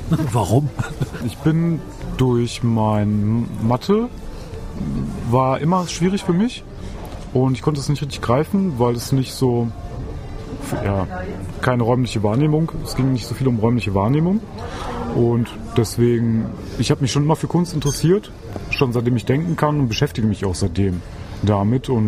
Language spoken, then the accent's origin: German; Lippstadt, North Rhine-Westphalia, Germany; moved away as an adult; also born or lived in Oelde / Herford / Bielefeld; ich bin ähm, geboren in Oelde, bin dann von Herford über Bielefeld weitergezogen, bis ich 15 war und bin dann dank meiner Mutter nach Lippstadt gekommen. Und hier habe ich gewohnt, bis ich mein Abitur abgeschlossen habe